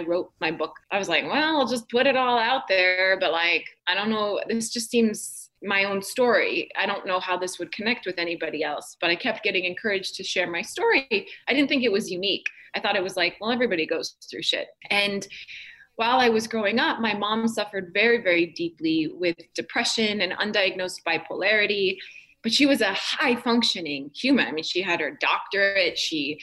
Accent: North Dakota, United States; I grew up in North Dakota

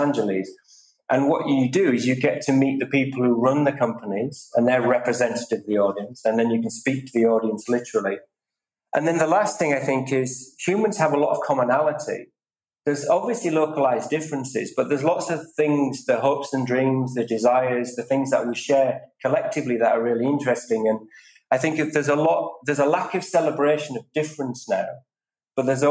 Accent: England, United Kingdom; I'm very proud of being British and English, but I'm also European

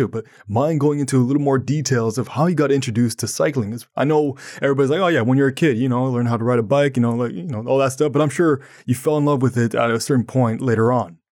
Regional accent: Ottawa, Ontario, Canada; I'm from Ottawa, Ontario, Canada, and sometimes we get snow

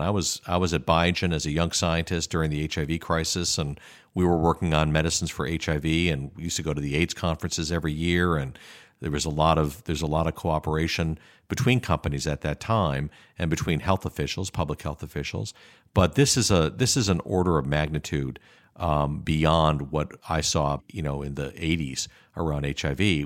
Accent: Chicago, Illinois, United States; moved away as an adult; also born or lived in Kalamazoo / Seattle; I was born and raised in Chicago

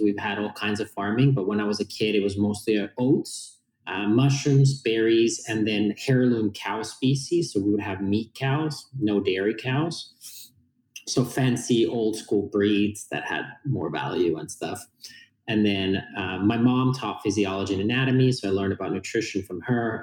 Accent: Finland; born and raised in Finland.

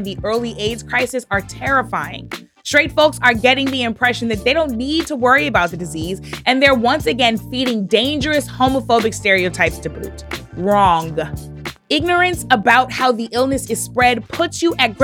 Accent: Missouri, United States; Missouri, my home state

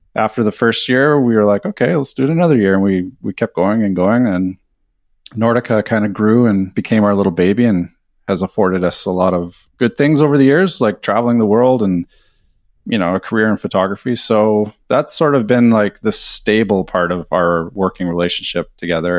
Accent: British Columbia, Canada; moved away as an adult; also born or lived in Vancouver; now in Sweden; I'm a Canadian. I live in Sweden now. I'm mar-, married to a Swede, so we've been over here for a couple years. Uh, in Canada, I'm from British Columbia, over on the West Coast.

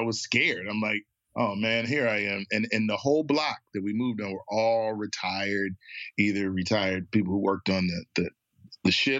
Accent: Philadelphia, Pennsylvania, United States; also born or lived in Trenton, New Jersey; I was moving to Philadelphia. Two, I'm moving in with my uncle.

